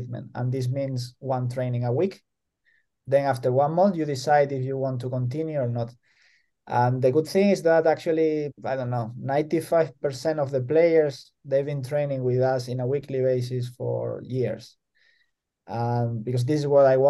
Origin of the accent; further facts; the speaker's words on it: El Puerto de Santa María, Andalusia, Spain; moved away as an adult; also born or lived in Madrid, Spain; now in Jyväskylä, Finland; my hometown, El Puerto de Santa María